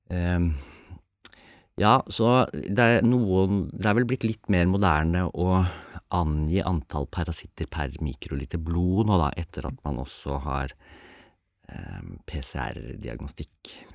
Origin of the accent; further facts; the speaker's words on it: Norway; vi som er født og oppvokst i Norge